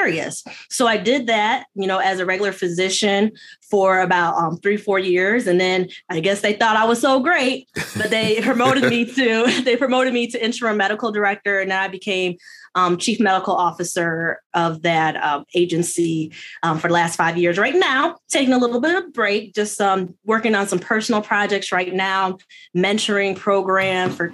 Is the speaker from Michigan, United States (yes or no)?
yes; Detroit, Michigan, United States; I'm born and bred in the Metro Detroit area, suburb of Detroit